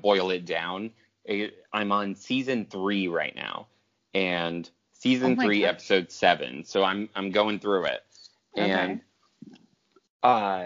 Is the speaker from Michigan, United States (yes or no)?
yes; Michigan, United States; I'm from Michigan